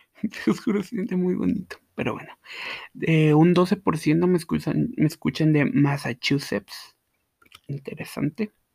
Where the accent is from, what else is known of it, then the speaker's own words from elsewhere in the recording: Guatemala; Yo soy de Guatemala, sí, Guatemala, la tierra de eterna primavera